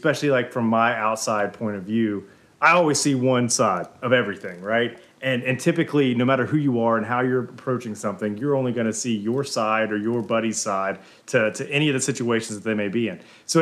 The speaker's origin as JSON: {"language": "English", "region": "Alabama", "country": "United States", "said": "We're from Alabama."}